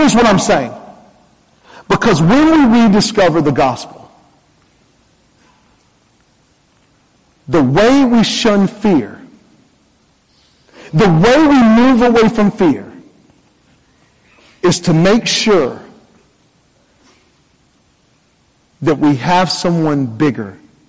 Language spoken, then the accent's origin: English; North Carolina, United States; moved away; I'm from North Carolina originally